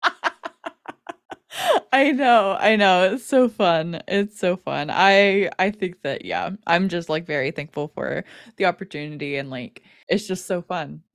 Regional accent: United States; being an American Wings fan

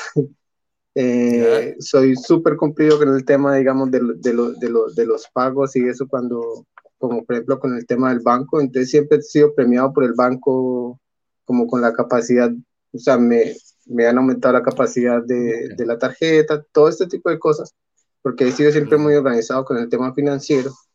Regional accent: Colombia; moved away as an adult; yo soy extranjero, soy colombiano

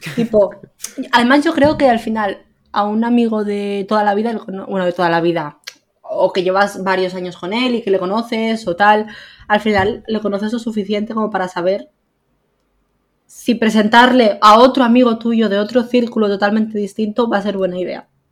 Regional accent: a village in Lleida, Catalonia, Spain; moved away as an adult; now in Barcelona, Spain; yo me vine de, de Lleida, a, bueno, de un pueblo de Lleida a vivir a Barcelona. Y claro, tengo a mi familia al final y a mis amigos toda la vida en un pueblo

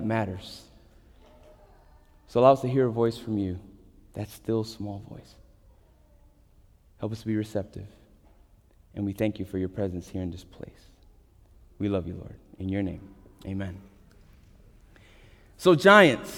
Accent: New York, United States; as a New Yorker

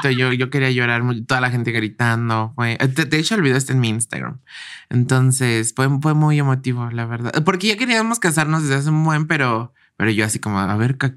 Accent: Mexico City, Mexico; Sí, soy de la Ciudad de México.

